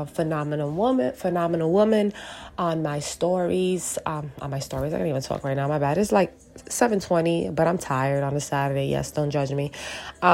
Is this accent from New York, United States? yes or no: yes; New York City, New York, United States; I'm born and raised in Brooklyn. Yes, I did move around from time to time, but I am back in Brooklyn, and and I'm Puerto Rican, so New Yorican